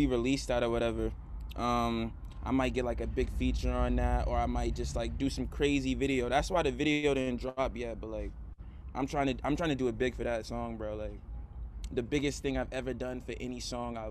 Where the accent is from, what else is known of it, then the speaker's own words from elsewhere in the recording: Boston, Massachusetts, United States; Boston because like this is where like we're all from